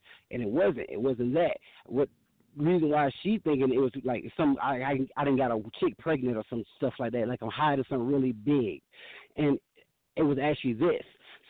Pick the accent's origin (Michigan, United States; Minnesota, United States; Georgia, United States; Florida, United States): Georgia, United States; also born or lived in Pittsburgh; now in Denver, United States; I have been living in three states since I've been dealing with y'all. I'm from Georgia, Pittsburgh, and now Denver.